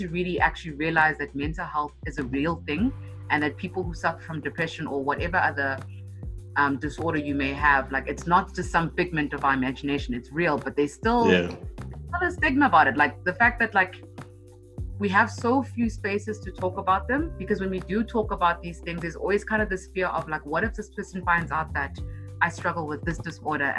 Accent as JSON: {"language": "English", "area": "Hartbeespoort Dam", "region": "North West", "country": "South Africa", "tie": "born or raised there", "also_born_or_lived": "Pretoria, South Africa / Johannesburg, South Africa", "said": "grew up in Hot Beers Port Dam"}